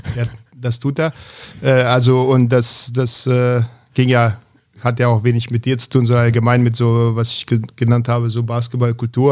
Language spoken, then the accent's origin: German; Zvornik, Republika Srpska, Bosnia & Herzegovina; also born or lived in Belgrade, Serbia; now in Berlin, Germany; Ansonsten in Bosnien aufgewachsen